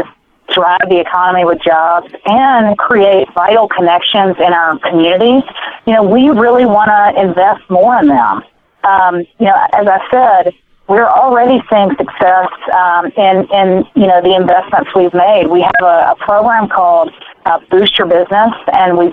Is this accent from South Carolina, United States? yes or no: no; Mississippi, United States; my hometown that I grew up in Mississippi